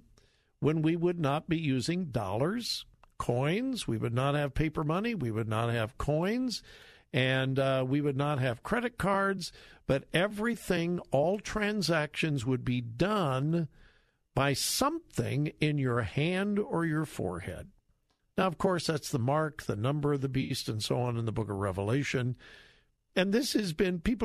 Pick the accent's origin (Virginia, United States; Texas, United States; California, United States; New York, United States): California, United States; Southern; moved away as an adult; now in Ohio, United States; I grew up in Southern California